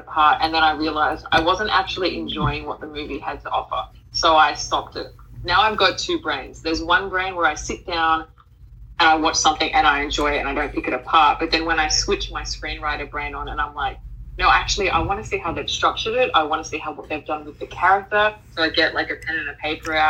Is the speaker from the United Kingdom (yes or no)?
no; Australia; accent: Australian; I don't think our accent is like sexy at all